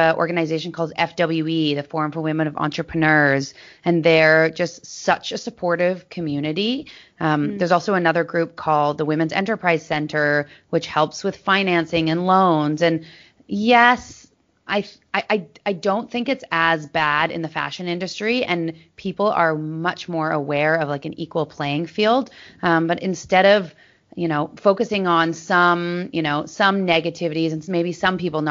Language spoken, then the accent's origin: English; Maple Ridge, British Columbia, Canada; also born or lived in Los Angeles; I grew up in Maple Ridge, so a smaller town outside of Vancouver